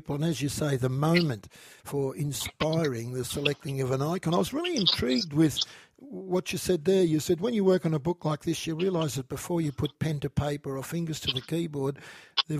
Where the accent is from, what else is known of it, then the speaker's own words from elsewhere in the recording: Warragul, Victoria, Australia; I grew up in Warrigal